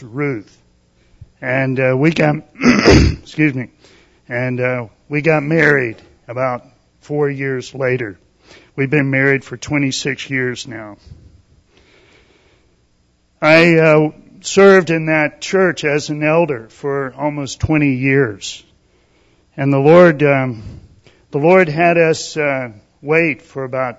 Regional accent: Greenville, South Carolina, United States; I was born and raised in a Christian family in Greenville, South Carolina

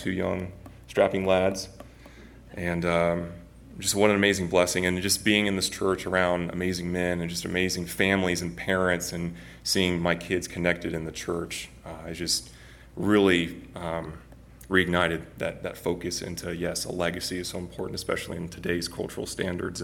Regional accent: Northwest Arkansas, United States; I grew up in Northwest Arkansas for most of my life

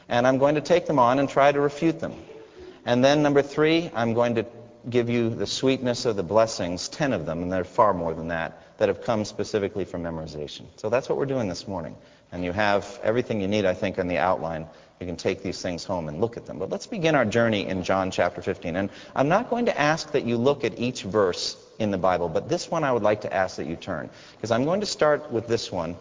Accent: United States; Being an American there

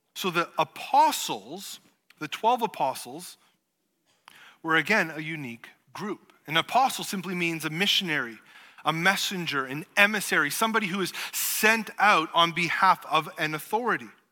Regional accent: Canada; being Canadian

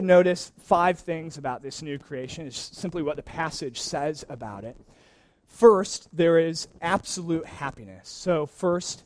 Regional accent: Wisconsin, United States; moved away; I grew up in Wisconsin, which has miserable weather this time of year

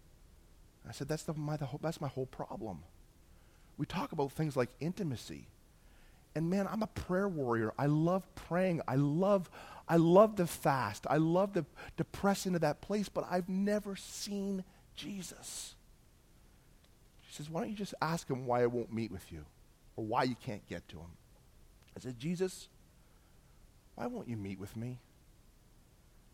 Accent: Bolton, Ontario, Canada; I grew up in Bolton, Ontario

